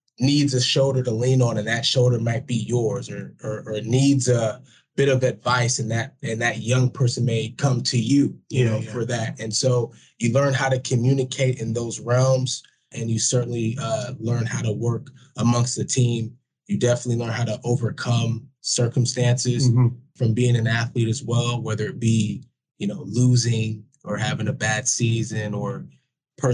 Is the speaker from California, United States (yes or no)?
yes; Bay Area, California, United States; I grew up in the Bay Area